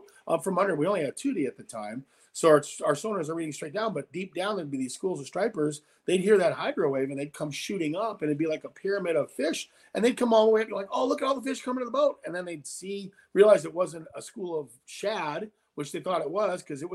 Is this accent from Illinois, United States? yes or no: no; Huntington Beach, California, United States; I grew up in Southern California, Orange County, starting off in the ocean fishing